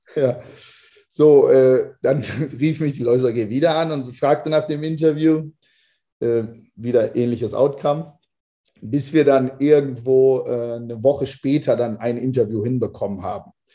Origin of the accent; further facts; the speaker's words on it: Lower Saxony, Germany; moved away as an adult; also born or lived in United States; Also ich komme ursprünglich aus Niedersachsen